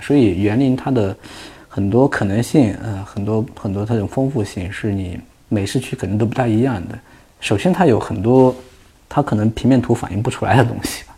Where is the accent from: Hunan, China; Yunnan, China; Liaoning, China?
Hunan, China; moved away; 我们胡娘老家那地方，我们那属于丘陵地貌